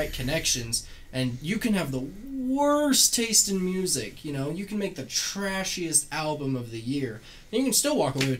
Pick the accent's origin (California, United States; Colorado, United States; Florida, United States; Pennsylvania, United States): California, United States; now in Utah, United States; I grew up in California